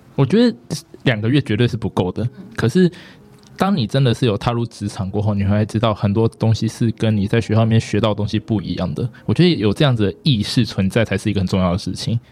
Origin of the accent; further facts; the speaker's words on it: Taipei, Taiwan; 我是台北人，就是我从小到大都住在台北